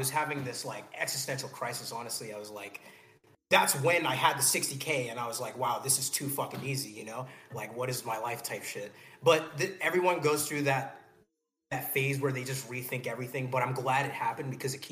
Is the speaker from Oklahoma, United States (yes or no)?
no; Los Angeles, California, United States; I was born in LA, but both of my parents are Nigerian